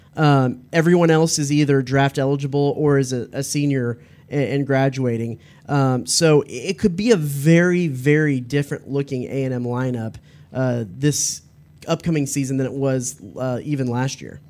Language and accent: English; Dallas, Texas, United States; I grew up in Dallas